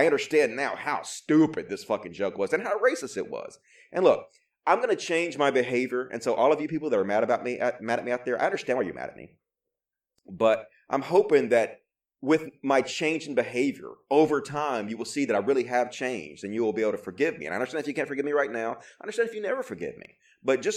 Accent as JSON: {"language": "English", "region": "Mississippi", "country": "United States", "tie": "born or raised there", "said": "I was racist growing up because I grew up in Mississippi"}